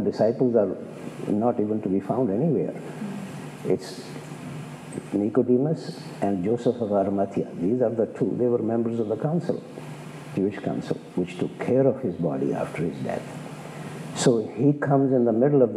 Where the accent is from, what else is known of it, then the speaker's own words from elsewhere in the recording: India; as an Indian